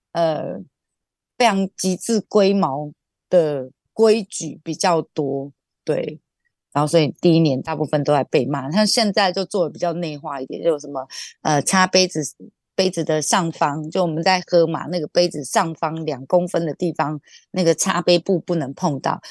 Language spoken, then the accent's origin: Chinese; Taiwan; 我们台湾人去到国外喝酒也不会把自己喝得太挂